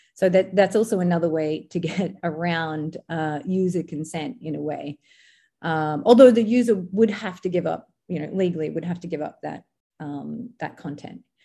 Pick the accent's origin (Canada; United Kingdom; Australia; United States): Australia; moved away; in Australia, uh, my home country